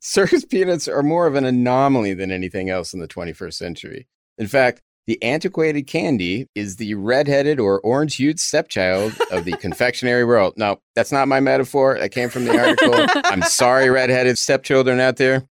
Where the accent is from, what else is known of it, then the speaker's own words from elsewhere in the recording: Texas, United States; accent: Texas; I never thought I had much of an accent until I spent a lotta time in New York and kept getting called Texas boy